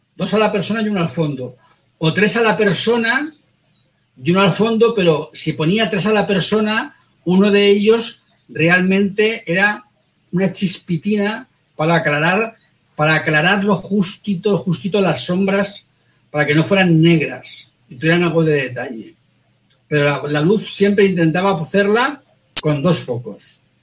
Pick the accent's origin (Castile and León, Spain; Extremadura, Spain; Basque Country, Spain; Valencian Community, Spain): Valencian Community, Spain; Valencia; somos los dos de Valencia